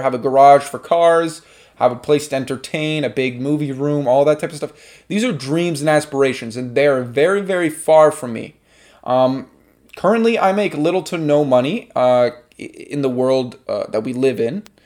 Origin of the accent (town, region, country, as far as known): Canada